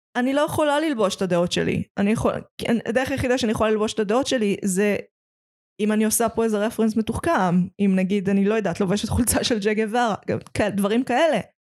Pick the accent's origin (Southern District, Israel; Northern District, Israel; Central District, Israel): Central District, Israel; Petah Tikva; פתח תקווה זה לא פריפריה, אבל במקום שאני גדלתי בו, שאני לא גרה בו עכשיו